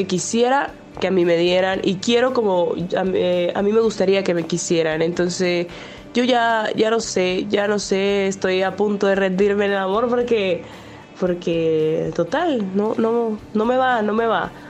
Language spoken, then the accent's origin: Spanish; Venezuela; now in Chicago, United States; Le hablo desde Chicago. Soy una mujer venezolana.